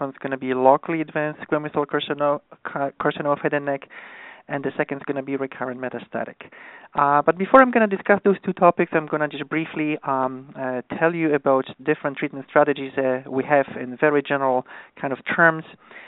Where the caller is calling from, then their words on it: New York, United States; So I'm calling from New York, so it's an afternoon.